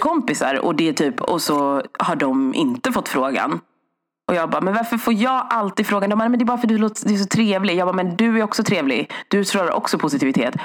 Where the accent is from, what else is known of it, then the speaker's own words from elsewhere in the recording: Sweden; min mamma och pappa flyttade hit 1979.